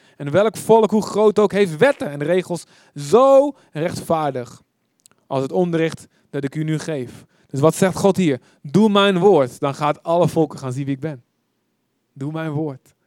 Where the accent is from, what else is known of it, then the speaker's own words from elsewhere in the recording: Deventer, Overijssel, Netherlands; Ik kom uit Deventer